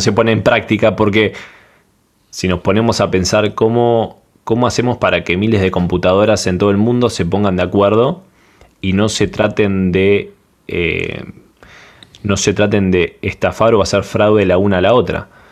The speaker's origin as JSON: {"language": "Spanish", "country": "Panama", "said": "de Panamá"}